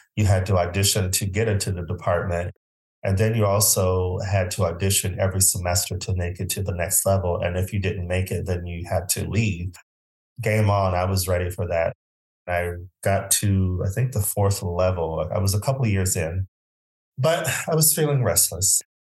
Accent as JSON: {"language": "English", "town": "Phoenix", "region": "Arizona", "country": "United States", "moved": "as an adult", "said": "I'm originally from Phoenix, Arizona"}